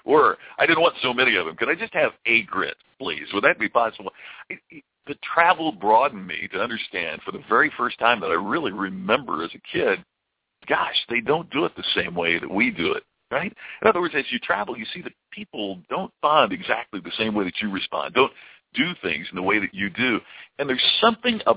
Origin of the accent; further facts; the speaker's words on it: Louisville, Kentucky, United States; I grew up in the Louisville area